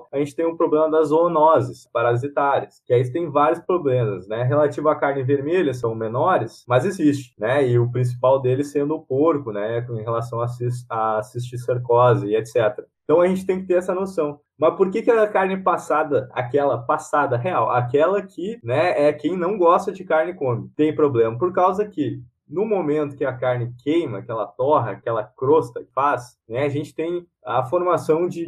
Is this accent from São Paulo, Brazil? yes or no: no; Rio Grande do Sul, Brazil; Porque assim, eu sou gaúcho, né?